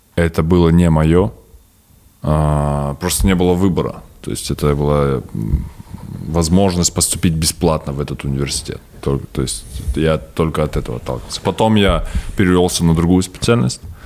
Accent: Stepnogorsk, Akmola Region, Kazakhstan; Я родился в Степногорске

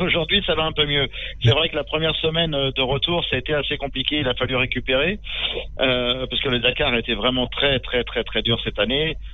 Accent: Châtellerault, Nouvelle-Aquitaine, France; Châtellerault, dans la Vienne. Je suis un pur produit, euh, du Poitou.

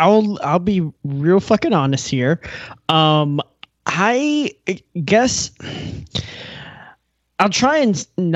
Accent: United States; I guess as an American, I'm very used to the depiction of racism in America

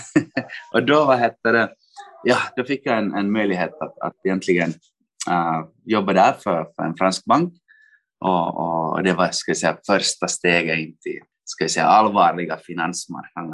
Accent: Finland; moved away as an adult; also born or lived in Helsinki, Finland / London, United Kingdom; now in Frankfurt, Germany; jag kommer från Finland, studerade i Helsingfors

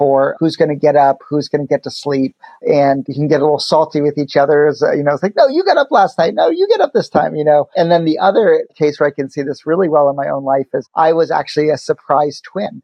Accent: Chapel Hill, North Carolina, United States; I grew up in Chapel Hill, North Carolina

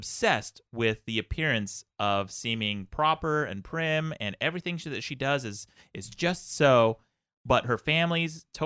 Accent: Utah, United States; moved away; growing up in Utah, especially when you're not Mormon

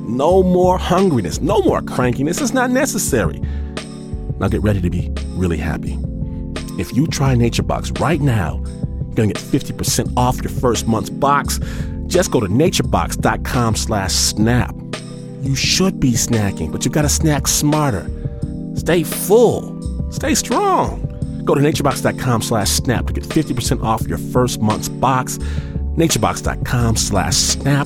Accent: Detroit, Michigan, United States; the place of my birth, Detroit, Michigan

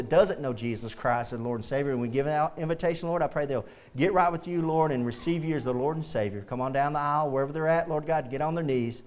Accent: the South, United States; Growing up in the South

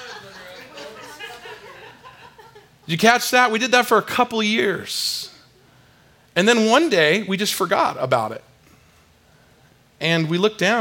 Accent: San Diego, California, United States; I grew up in San Diego, California, and I swam a lot

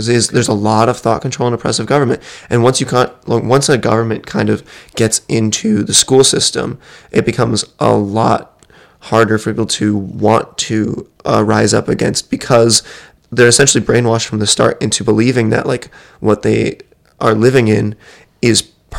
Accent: United States; white kid growing up in America

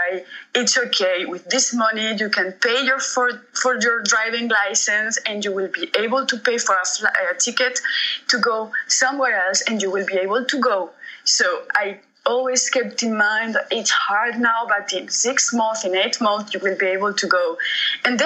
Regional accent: Spain; moved away as an adult; now in Montreux, Switzerland; I grew up in Spain. I have lived there for 20 years

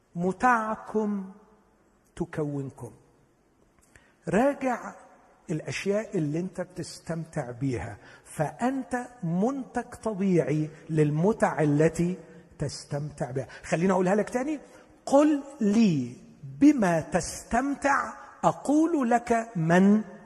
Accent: Upper Egypt, Egypt; انا صعيدي

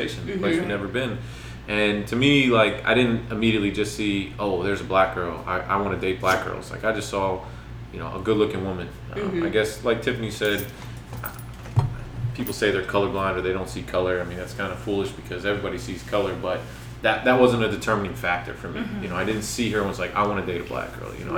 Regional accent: Philadelphia, Pennsylvania, United States; moved away as an adult; also born or lived in Lansdale, Pennsylvania / Miami; now in Washington, D.C., United States; I grew up in and around the Philadelphia area. I went to high school in a suburb of Philadelphia, about 20 miles north, in a place called Lansdale

